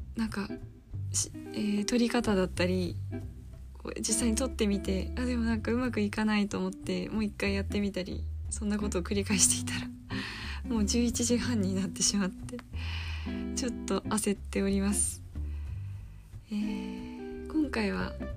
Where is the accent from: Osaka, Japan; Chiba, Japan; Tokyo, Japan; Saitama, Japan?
Saitama, Japan; 私は埼玉出身なので、えー、今実家から大学に通ってる